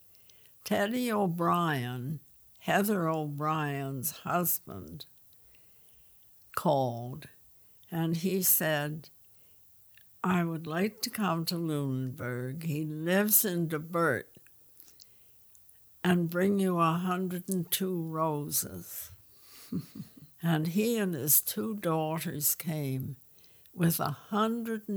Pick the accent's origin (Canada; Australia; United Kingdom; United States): United Kingdom; England; moved away; I was born in England